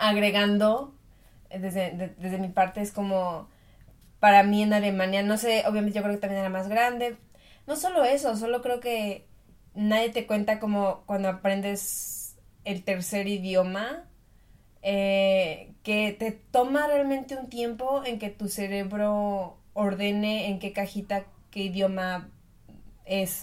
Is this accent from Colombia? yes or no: no; Mexico; moved away as an adult; now in Germany; yo vivía en México, obviamente yo soy de México